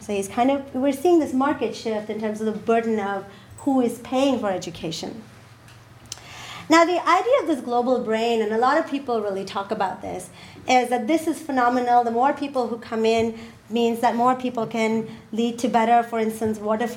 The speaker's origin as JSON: {"language": "English", "country": "Pakistan", "said": "I come from Pakistan."}